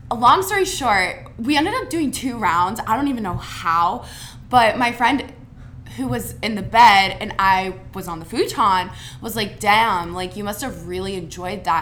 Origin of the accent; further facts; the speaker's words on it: Mason, Ohio, United States; I'm from Cincinnati, Ohio, Mason to be precise, 30 minutes north of Xavier.